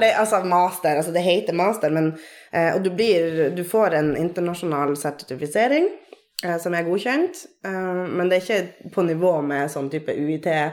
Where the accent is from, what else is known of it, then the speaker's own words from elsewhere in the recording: Troms og Finnmark, Norway; moved away as an adult; now in Tromsø, Norway; Jeg er fra Finnmark. Bor i Tromsø på mitt sy sydnordlige åttende år.